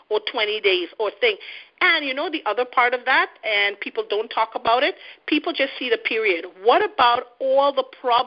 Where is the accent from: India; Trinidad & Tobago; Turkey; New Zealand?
Trinidad & Tobago; now in Canada; a person like me from another third world country, which Trinidad is, I live in Canada